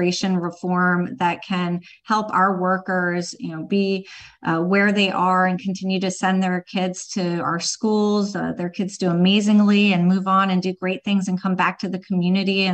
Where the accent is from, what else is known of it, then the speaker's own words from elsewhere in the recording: Phoenixville, Pennsylvania, United States; also born or lived in Philadelphia; I grew up in the northern part of this county, so I grew up in Phoenixville